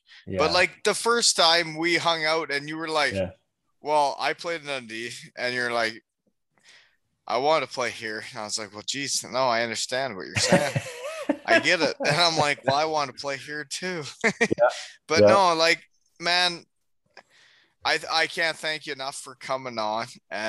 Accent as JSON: {"language": "English", "town": "Elmira", "region": "Ontario", "country": "Canada", "tie": "born or raised there", "also_born_or_lived": "Georgetown, Canada", "said": "Like, I grew up in Elmira, and it's an hour and a half from there."}